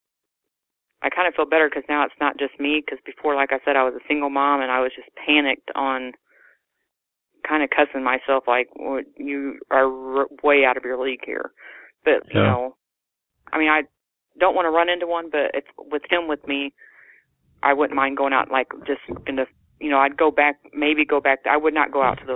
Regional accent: Illinois, United States; now in Naylor, Missouri, United States; I was born in Illinois

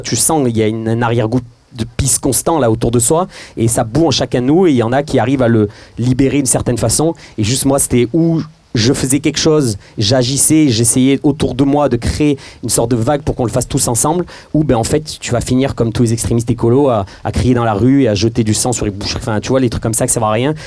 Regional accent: Marseille, Provence-Alpes-Côte d'Azur, France; on est Marseillais

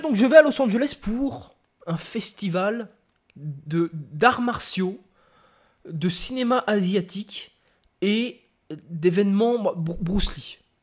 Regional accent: France; je suis Français. De papier et de cœur.

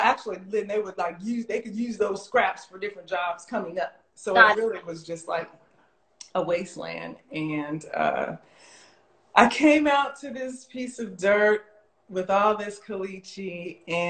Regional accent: Las Vegas, Nevada, United States; I'm born and raised in Las Vegas.

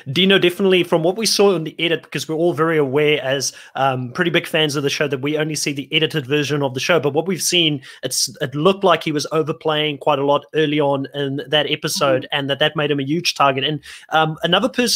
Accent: Worcester, Western Cape, South Africa; moved away as an adult; also born or lived in Bellville, Cape Town; I was born in Bellville. I kind of grew up in Worcester, which is like about 100, 200 kilometers in the Boerland.

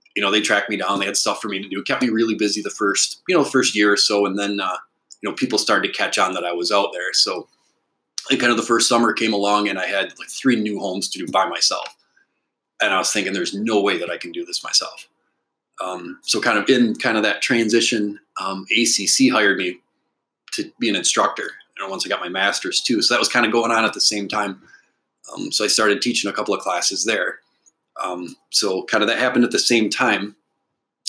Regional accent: Alpena, Michigan, United States; I was born in Alpena, so I'm definitely a native. I went to Alpena High School

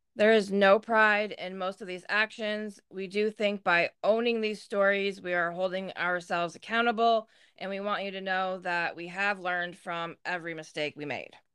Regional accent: Louisville, New York, United States; also born or lived in Massena, New York; I was born in Messina, obviously, just like you, and I lived in the town of Messina until I was three, and then when I turned three, we moved to Louisville

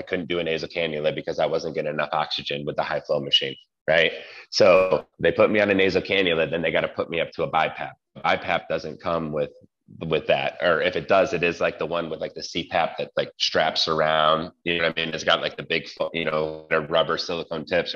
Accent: New York, United States; moved away; And I'm Italian and I'm from New York originally.

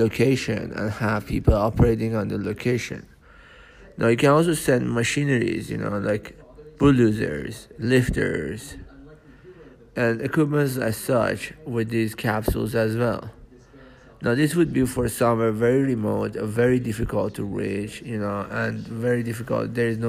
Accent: Iran; also born or lived in United States; I'm from Iran. And I'm from Iran and USA. I'm Iranian American

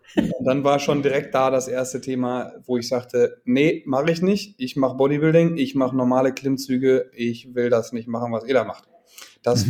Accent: a small town near Münster, North Rhine-Westphalia, Germany; moved away as an adult; also born or lived in Rostock; now in Hamburg, Germany; Ich bin mhm. geboren damals in NRW in Münster, im schönen mhm. Münster. Aufgewachsen in einer kleinen Stadt daneben

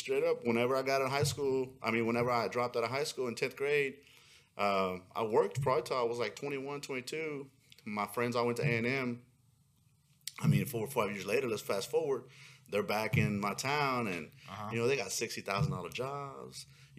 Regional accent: Pasadena, Texas, United States; also born or lived in Houston, Texas; I grew up in Pasadena, born and raised there. Always been in Houston my whole life

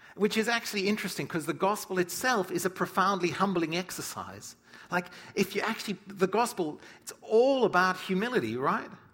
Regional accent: South Africa; moved away; when I grew up in Africa

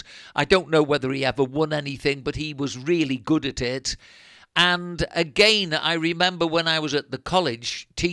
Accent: near Liverpool, North West England, United Kingdom; moved away as an adult; now in Spain; When we came from England to live here in Spain, I came from near Liverpool

